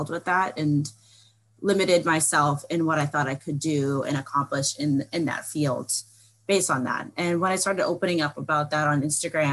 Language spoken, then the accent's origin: English; Boston, Massachusetts, United States; I'm from Boston, Massachusetts